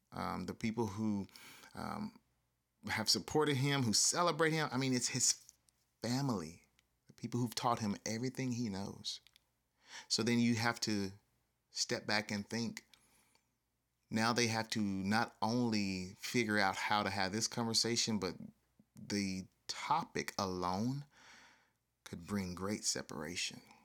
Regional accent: the South, United States; I grew up in the South

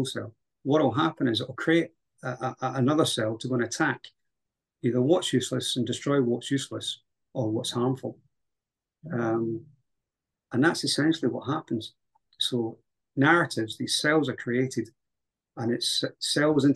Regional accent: Scotland, United Kingdom; also born or lived in Highlands, Scotland / Central Belt, Scotland; my country

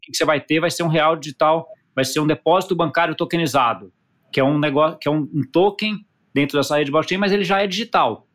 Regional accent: Brazil; a gente como brasileiro

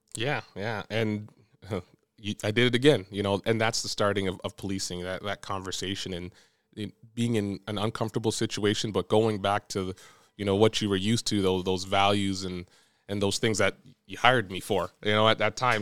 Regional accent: Brampton, Ontario, Canada; moved away as an adult; now in Windsor, Canada; I'm from Brampton too

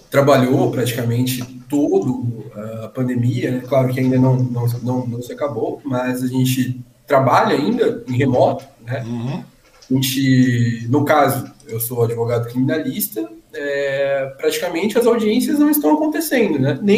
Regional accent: Suzano, São Paulo, Brazil; Suzano, né? No antigo São Sebastião.

